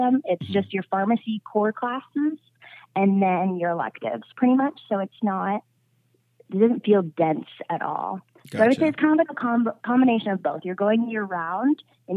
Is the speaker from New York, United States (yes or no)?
no; Phoenix, Arizona, United States; I grew up in Phoenix, Arizona, and I went to high school and college here.